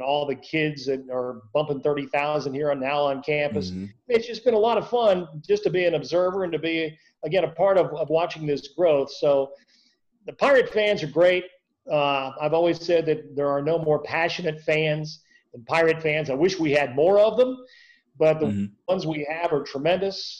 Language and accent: English; Ohio, United States; moved away as an adult; now in Greenville, United States; I grew up in Ohio